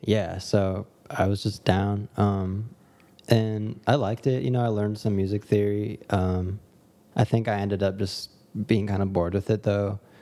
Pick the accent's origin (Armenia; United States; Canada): United States; Dallas, Texas; now in Los Angeles, United States; I live in L A, I make music, I grew up in Dallas, Texas